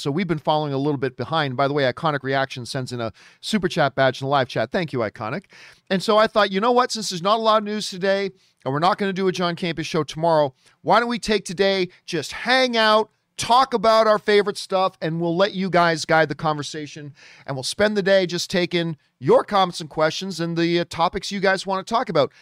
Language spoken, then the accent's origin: English; Hamilton, Ontario, Canada; Hamilton is my hometown. Hamilton, Ontario, Canada